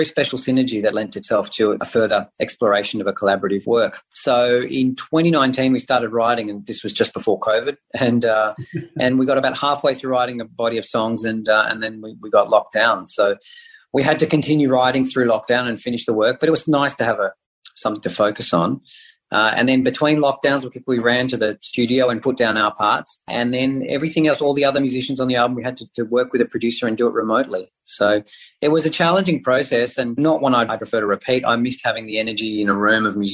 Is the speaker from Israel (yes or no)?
yes; Israel; moved away; I speak Hebrew. I grew up in Israel.